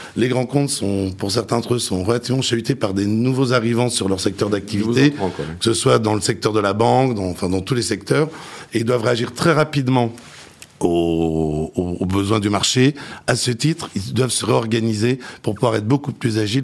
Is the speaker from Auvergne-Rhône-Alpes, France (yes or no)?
no; Nancy, Grand Est, France; moved away as an adult; also born or lived in Dijon; now in Paris, France; je suis né à Dijon, j'ai fait de 0 à 5 ans. Mon cœur d'adolescent et de lycée est à Nancy